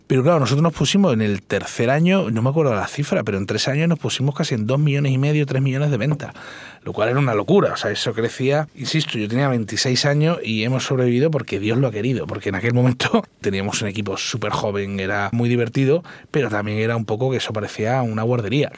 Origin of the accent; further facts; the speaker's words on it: Cádiz, Andalusia, Spain; moved away as an adult; also born or lived in Madrid; yo me siento gaditano a los cuatro costados